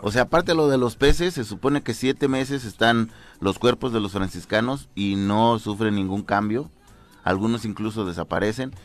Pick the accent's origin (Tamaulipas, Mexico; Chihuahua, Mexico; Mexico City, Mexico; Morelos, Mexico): Morelos, Mexico; Tezoyuca; de donde yo soy, en Tezoyuca